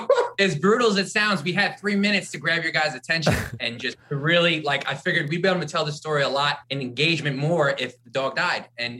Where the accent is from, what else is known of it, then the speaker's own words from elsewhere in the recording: Port Jefferson Station, New York, United States; I'm from Port Jeff Station.